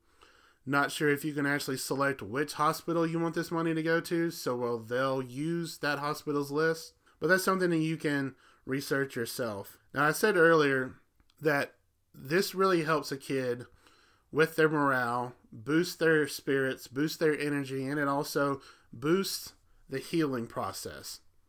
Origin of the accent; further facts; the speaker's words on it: Alabama, United States; When I was growing up, and I grew up in Alabama, which Memphis is about, I want to say, 2.5 hours from where I grew up in Alabama.